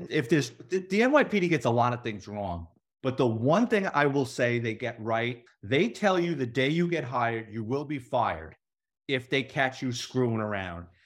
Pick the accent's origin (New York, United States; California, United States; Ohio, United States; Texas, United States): New York, United States; New York City; moved away as an adult; now in Florida, United States; I grew up in the Bronx off the side of the Cross Bronx Expressway